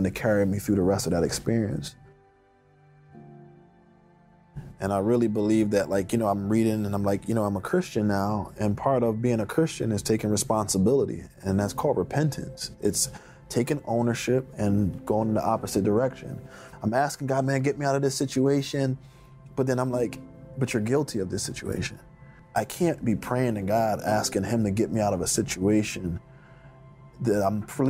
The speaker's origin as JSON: {"language": "English", "town": "Philadelphia", "region": "Pennsylvania", "country": "United States", "tie": "born or raised there", "said": "When I grew up in the Fairmount section of Philadelphia"}